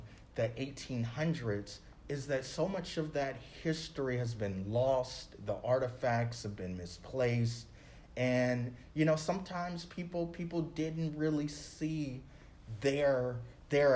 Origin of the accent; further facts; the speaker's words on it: Los Angeles, California, United States; moved away; I'm from Los Angeles